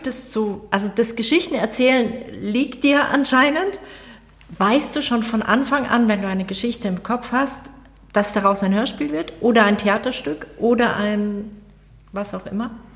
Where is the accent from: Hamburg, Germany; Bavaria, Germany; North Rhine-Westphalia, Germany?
Bavaria, Germany; ich komme aus Bayern